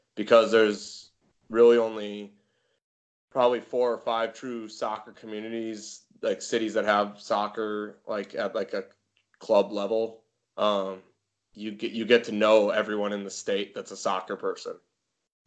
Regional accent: Bismarck, North Dakota, United States; moved away; also born or lived in Wyoming; That's where I grew up

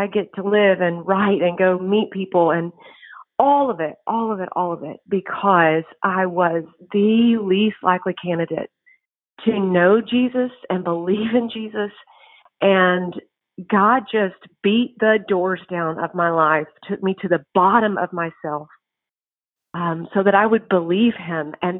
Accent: East Texas, United States; now in College Station, United States; I grew up in East Texas

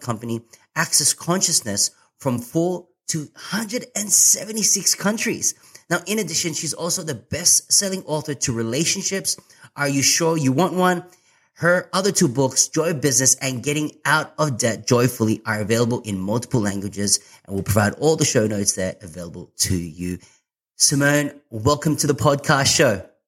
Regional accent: Sydney, New South Wales, Australia; I'm from Sydney.

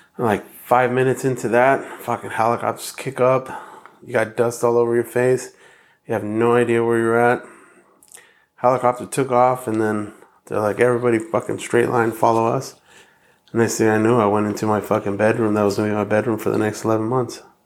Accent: Hacienda Heights, California, United States; also born or lived in La Puente, California; So I grew up in La Puente in Heights, um, when my parents first had us, they uh, we were in La Puente, and then like about at six or seven, we moved to Hacienda Heights, and then I was there till about seventeen

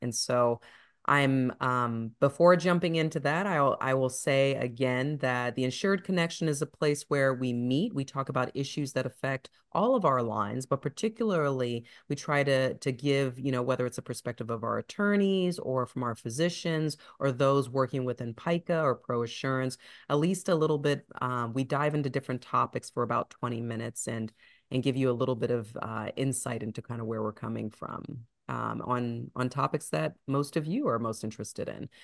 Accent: Ohio, United States; now in Atlanta, United States; I'm from Ohio

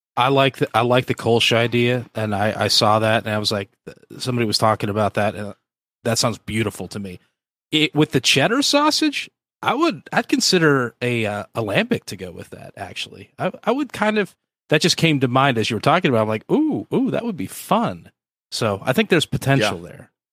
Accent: the Northwest, Pacific Northwest, United States; now in Georgia, United States; I'm from the Northwest

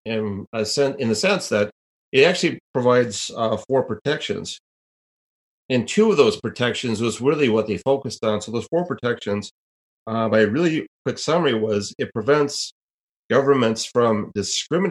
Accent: Minnesota, United States; my home state of Minnesota

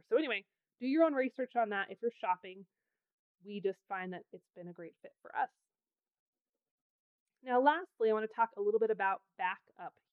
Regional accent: Pacific Northwest, United States; now in Wyoming, United States; I grew up in the Pacific Northwest where it's wet and soggy all winter

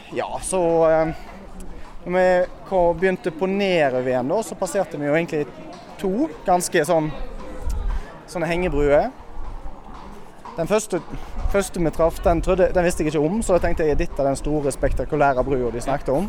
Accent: Bømlo, Vestland, Norway; Jeg er fra Bømlo

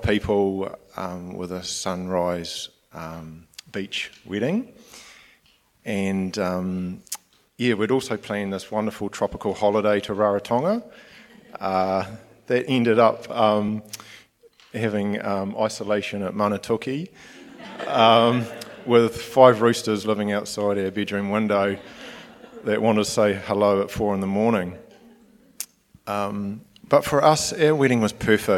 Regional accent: Nelson, New Zealand; moved away as an adult; now in Gisborne, New Zealand; I'm originally from Nelson

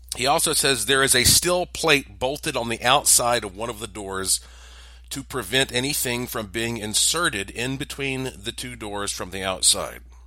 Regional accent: Asheville, North Carolina, United States; I am from Asheville, North Carolina, in the heart of the Blue Ridge Mountains

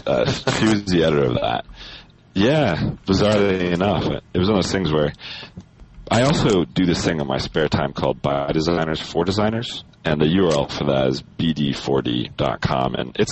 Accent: Colorado, United States; moved away as an adult; I'm originally from Colorado. I was born and raised there. I went to Colorado State University, where I got a degree in computer science.

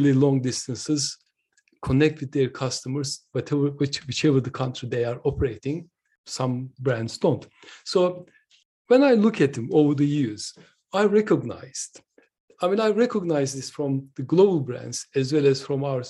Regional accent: Turkey; now in United Kingdom; I'm originally from Turkey, but I've been living and working in the UK for nearly 46 years.

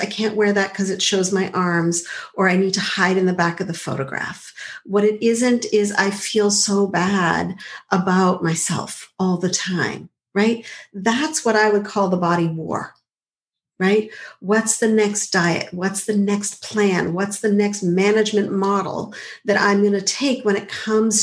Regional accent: Montreal, Quebec, Canada; I grew up in Montreal

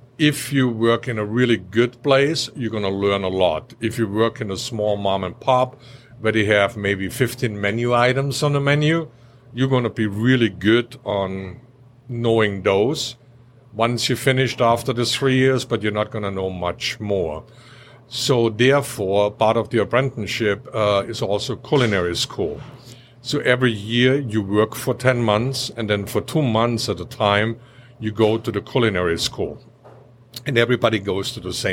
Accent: Austria; also born or lived in Orlando; now in North Carolina, United States; I grew up in a very small village in Austria

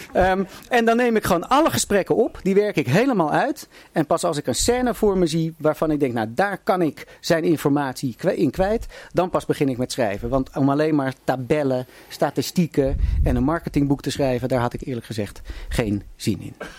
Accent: Haarlem, North Holland, Netherlands; ik kom ook uit Haarlem en heb nog met zijn broer Willem gevoetbald in, bij de koninklijke HFC

